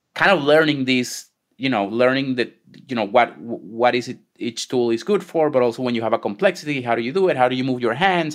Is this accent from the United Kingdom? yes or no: no; Venezuela; moved away as an adult; also born or lived in Israel; now in United States; I was born and raised in Venezuela.